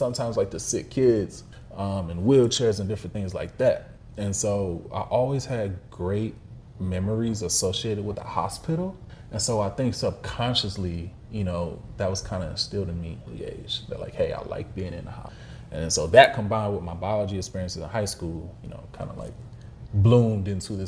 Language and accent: English; Midwest, United States; And growing up in the Midwest, where, you know, blacks are not the majority like it is in some places in the South